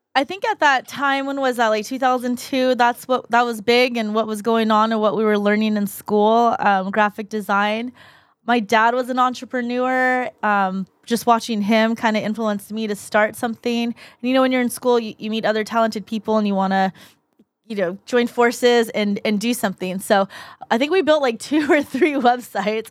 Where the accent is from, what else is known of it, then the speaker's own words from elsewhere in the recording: Mission Viejo, California, United States; also born or lived in La Paz, Bolivia; raised in Mission Viejo. Born in La Paz, Bolivia. Came here when I was two and, um, raised in Mission Viejo